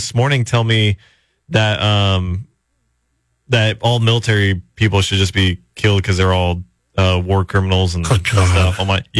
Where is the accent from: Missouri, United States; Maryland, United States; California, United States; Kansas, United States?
California, United States; Central Coast; not only was I born in America, but I was born on the Central Coast.